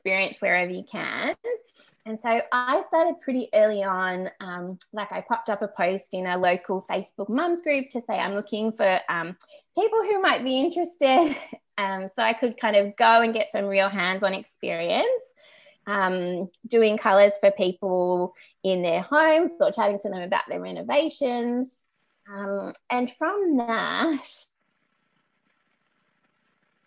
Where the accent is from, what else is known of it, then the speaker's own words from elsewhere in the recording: Canberra, Australian Capital Territory, Australia; moved away as an adult; now in Melbourne, Australia; I grew up in Canberra, the nation's capital, and I lived there until I was about 20